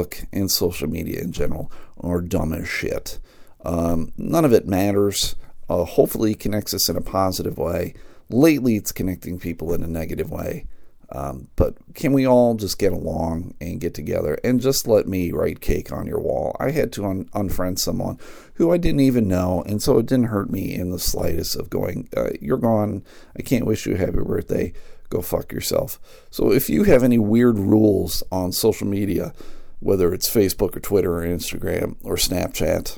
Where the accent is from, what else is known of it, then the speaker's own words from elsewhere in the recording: United States; I guess I'm an American